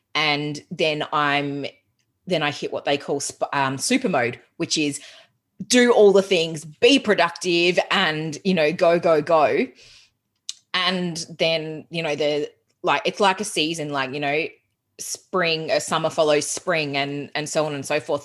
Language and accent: English; Geelong, Victoria, Australia; moved away as an adult; also born or lived in Melbourne, Australia / England; I'm originally from Geelong